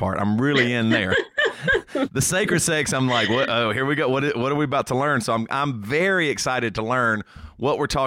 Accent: the South, United States; moved away; growing up in the South

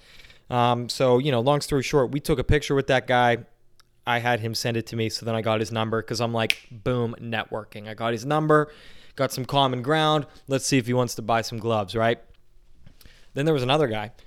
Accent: New Castle, Pennsylvania, United States; we're from Newcastle, which is not really Pittsburgh. It's kind of north of Pittsburgh

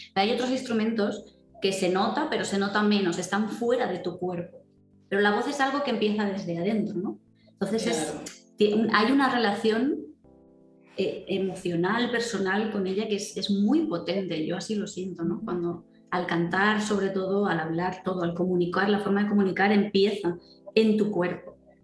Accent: Valencia, Valencian Community, Spain; yo soy de Valencia

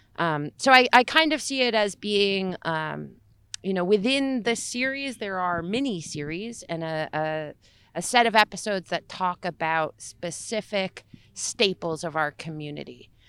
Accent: Little Falls, United States; When I was growing up in Little Falls, I grew up up the street from Brook Park

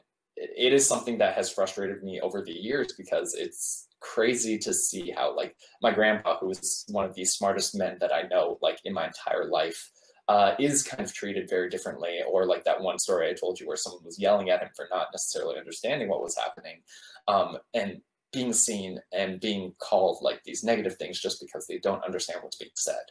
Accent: United States; I'm Korean American, but I don't know Korean super well because I grew up in America almost my entire life

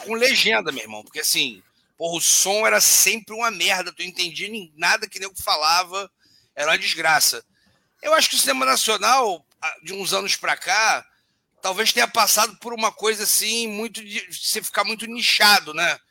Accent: Rio de Janeiro, Brazil; sou nascido e criado no Rio de Janeiro, né? É uma cidade grande, e carioca, enfim, não sou paulista

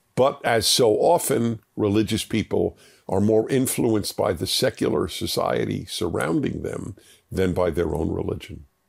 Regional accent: New York City, New York, United States; born or raised there

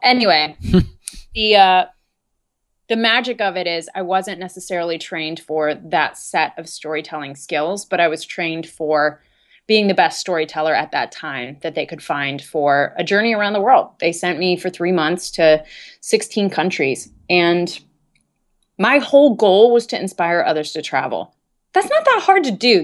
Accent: Dayton, Ohio, United States; I am originally from Dayton, Ohio. And growing up there

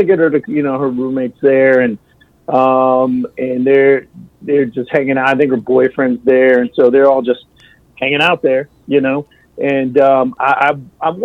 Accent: Central Texas, United States; I've been here my whole life in Central Texas

